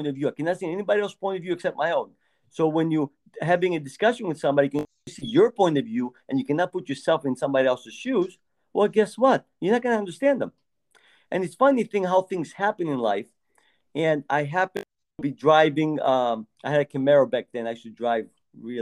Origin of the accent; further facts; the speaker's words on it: Greece; moved away; I was raised in Greece. And when I lived there, thin was the norm